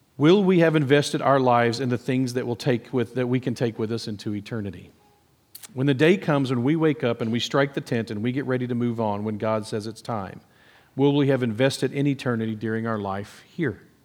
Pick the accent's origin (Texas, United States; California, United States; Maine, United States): Texas, United States; Nacogdoches; growing up in Nacogdoches